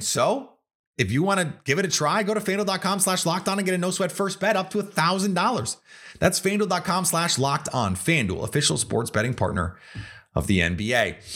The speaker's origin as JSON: {"language": "English", "town": "Milwaukee", "region": "Wisconsin", "country": "United States", "tie": "born or raised there", "said": "I'm from Milwaukee. I grew up in Milwaukee."}